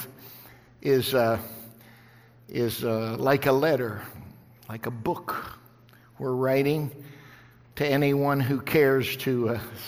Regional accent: West Virginia, United States; I was raised in West Virginia. I was a hillbilly kid

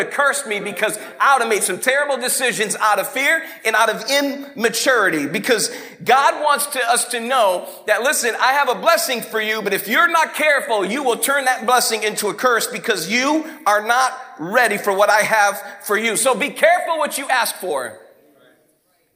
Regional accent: Fall River, Massachusetts, United States; moved away as an adult; now in Detroit, United States; Fall River, Massachusetts, grown up on the East Coast

